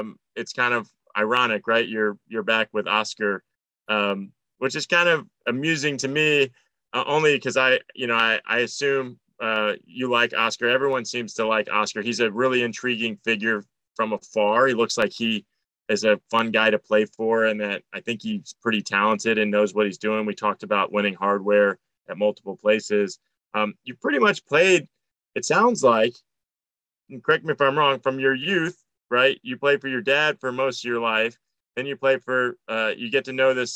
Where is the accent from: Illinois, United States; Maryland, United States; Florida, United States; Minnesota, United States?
Florida, United States; Tampa; I'm originally from Tampa, Florida. I grew up going to Tampa Bay Mutiny games